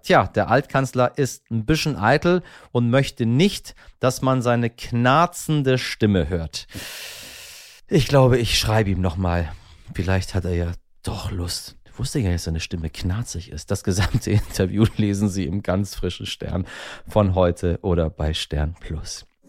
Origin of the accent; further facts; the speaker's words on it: Iran; unser eins als Iraner